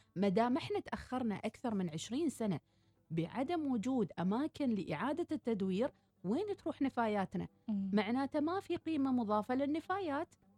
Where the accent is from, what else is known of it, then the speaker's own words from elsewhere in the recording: Oman; احنا كطبع عمانيين